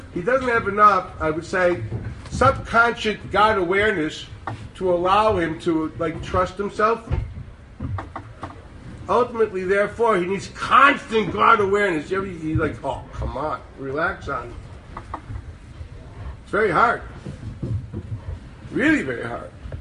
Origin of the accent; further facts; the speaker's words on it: Chicago, Illinois, United States; moved away as an adult; now in Jerusalem, Israel; in Chicago, my hometown